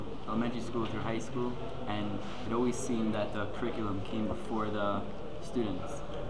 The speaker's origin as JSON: {"language": "English", "town": "New York City", "region": "New York", "country": "United States", "said": "I'm from Brooklyn, New York."}